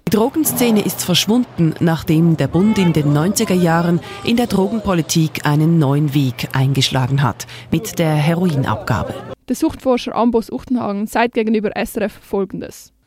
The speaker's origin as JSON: {"language": "German", "country": "Switzerland", "said": "bei uns in der Schweiz"}